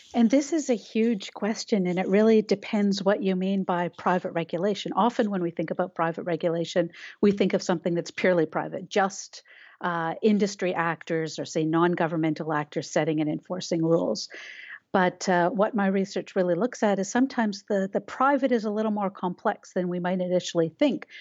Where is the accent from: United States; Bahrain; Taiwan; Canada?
Canada; We have a Canadian view